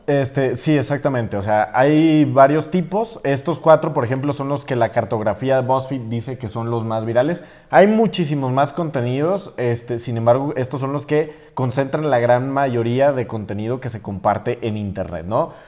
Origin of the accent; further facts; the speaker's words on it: San Juan de los Lagos, Jalisco, Mexico; moved away as an adult; yo soy de un pueblo pequeño